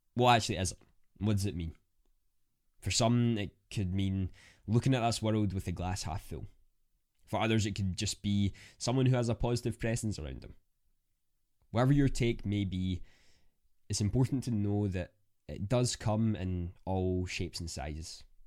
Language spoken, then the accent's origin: English; Scotland, United Kingdom; I'm a Scottish content creator